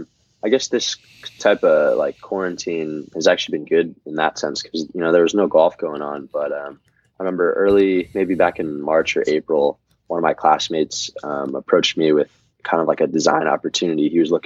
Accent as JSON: {"language": "English", "region": "East Coast", "country": "United States", "tie": "born or raised there", "said": "just kind of growing up on the East Coast, you know."}